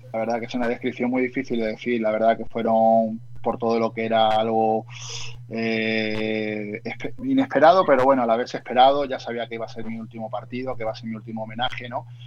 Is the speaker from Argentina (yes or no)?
no; Marbella, Andalusia, Spain; moved away as an adult; also born or lived in Uruguay; de mi pueblo, de Marbella